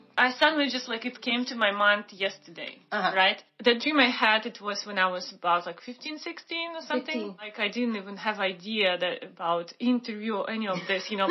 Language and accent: English; Siberia, Russia; moved away; Because, like, I'm from Siberia. We don't have ocean there.